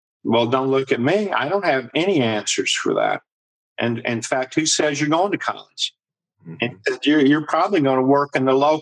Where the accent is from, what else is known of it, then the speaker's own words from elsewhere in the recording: Ashland, Kentucky, United States; moved away; that was my hometown where I was raised and went to high school